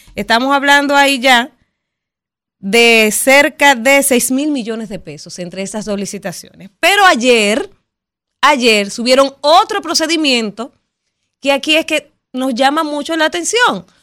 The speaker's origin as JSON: {"language": "Spanish", "country": "Dominican Republic", "said": "nosotros como dominicanos"}